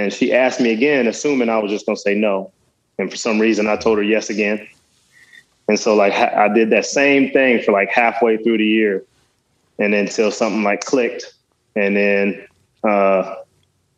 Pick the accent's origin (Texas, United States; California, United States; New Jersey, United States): Texas, United States; Dallas; also born or lived in West Virginia; I got to Dallas at that age, and kind of that's where I did most of my growing up.